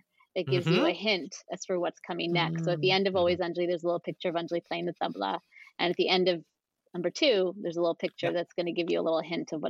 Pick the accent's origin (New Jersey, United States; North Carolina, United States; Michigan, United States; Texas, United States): New Jersey, United States; born there; also born or lived in Pennsylvania / New York / California; I was born in New Jersey and then moved to Pennsylvania and then New York and then California and then back to New York. So I've been all over.